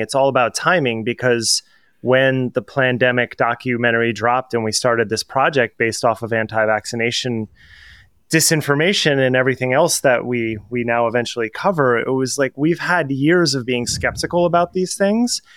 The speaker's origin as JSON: {"language": "English", "region": "New Jersey", "country": "United States", "said": "I'm from New Jersey, so if you've ever watched The Sopranos, how all words become one word when people speak in sentences"}